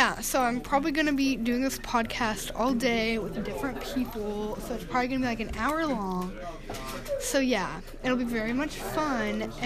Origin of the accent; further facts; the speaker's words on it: Arkansas, United States; we're from Arkansas